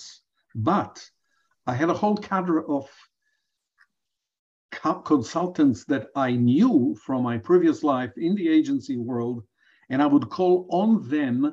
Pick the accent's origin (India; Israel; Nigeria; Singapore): Israel; moved away as an adult; also born or lived in Johannesburg, South Africa; now in Chicago, United States; in my home country at the time, in Israel of 1980, I did not have anybody to learn from